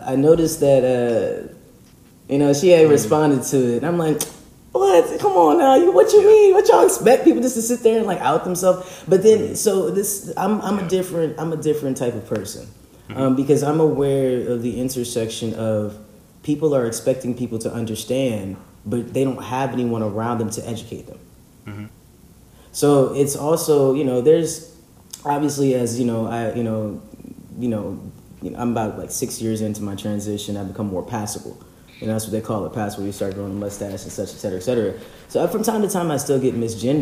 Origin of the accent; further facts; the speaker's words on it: Virginia, United States; I'm from Virginia.